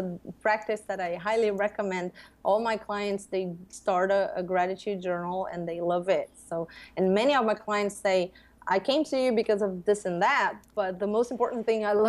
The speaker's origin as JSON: {"language": "English", "country": "Brazil", "tie": "born or raised there", "said": "I grew up here in Brazil as a Catholic girl."}